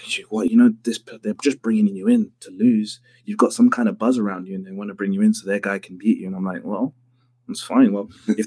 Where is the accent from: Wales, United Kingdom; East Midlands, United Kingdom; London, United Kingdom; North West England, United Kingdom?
London, United Kingdom; I'm a kid from London